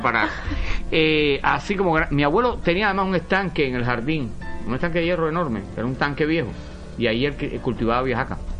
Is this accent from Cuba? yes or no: yes; Cuba; Yo soy un cubano